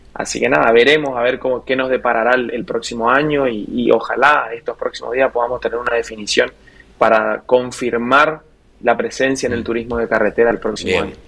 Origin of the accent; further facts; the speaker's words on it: Puerto Iguazú, Misiones, Argentina; Yo soy oriundo de Puerto Iguazú, de las cataratas